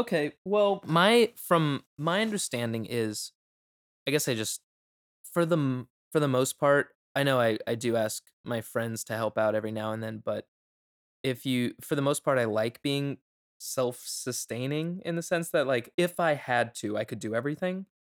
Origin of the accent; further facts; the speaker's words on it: Florida, United States; I'm from Florida